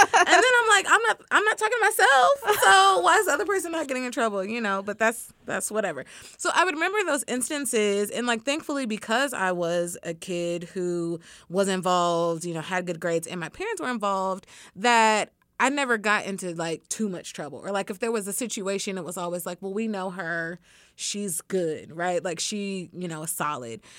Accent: Dallas, Texas, United States; moved away as an adult; also born or lived in Tyler, Texas / Iowa; grew up mostly in the Dallas area

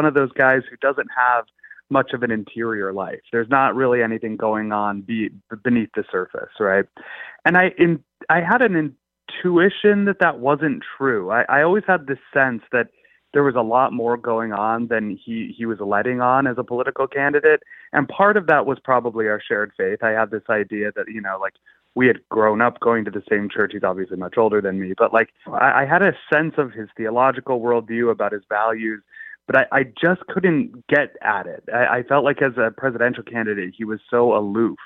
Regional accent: Belmont, Massachusetts, United States; I grew up in Massachusetts, actually lived in Belmont, the same town that he was in.

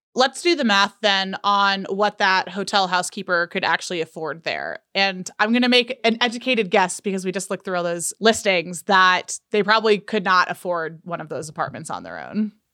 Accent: California, United States; now in Utah, United States; I am from California

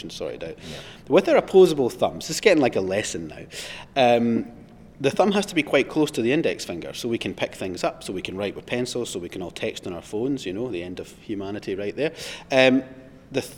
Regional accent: Scotland, United Kingdom; I'm obviously from Scotland, so I lived on the east coast of Scotland

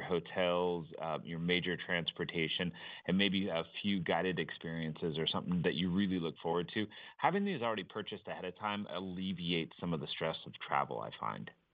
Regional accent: Seattle, Washington, United States; I grew up around Seattle

